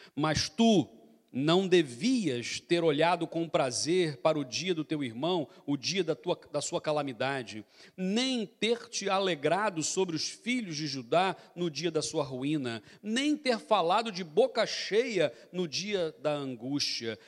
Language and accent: Portuguese; Brazil; accent: Brazilian; moved away; a gente voltou do Brasil agora, então a gente voltou com um sotaque já mais assim carregado